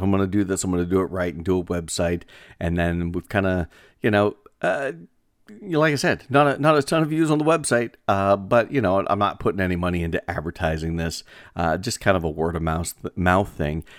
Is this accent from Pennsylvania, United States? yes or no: yes; northwestern Pennsylvania, United States; northwestern Pennsylvania could be, uh, considered my hometown because, uh, my home region